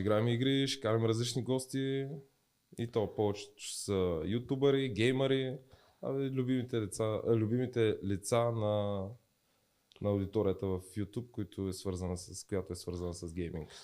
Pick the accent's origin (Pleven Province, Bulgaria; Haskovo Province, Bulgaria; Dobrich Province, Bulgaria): Dobrich Province, Bulgaria; Dobrich; moved away as an adult; also born or lived in Varna; now in Sofia, Bulgaria; аз съм от Добрич